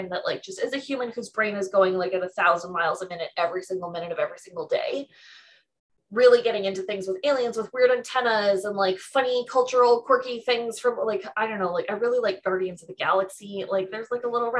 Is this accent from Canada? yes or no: yes; Canada; I'm Canadian